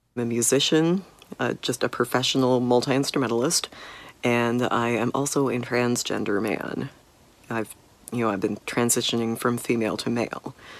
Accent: Kansas City, United States; I am from Kansas City.

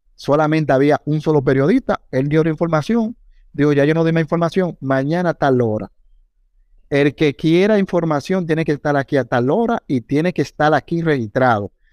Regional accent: Higüey, La Altagracia, Dominican Republic; yo soy de Higüey

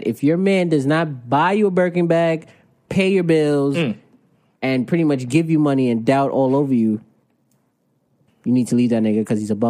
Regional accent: New York, United States; accent: New York; that's my New York accent.

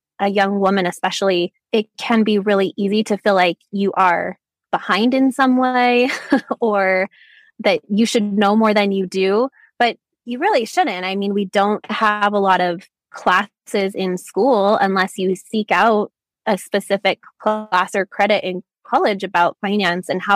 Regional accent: Utah, United States; I was born and raised in Utah

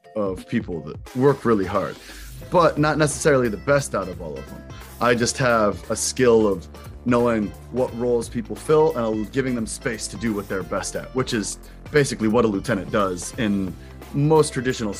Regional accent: Kent, Ohio, United States; moved away as an adult; now in New York, United States; I grew up in Kent, Ohio, Kent State University

